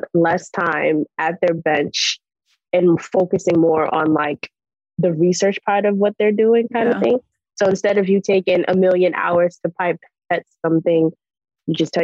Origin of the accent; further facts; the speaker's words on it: New York City, New York, United States; I'm from Brooklyn, New York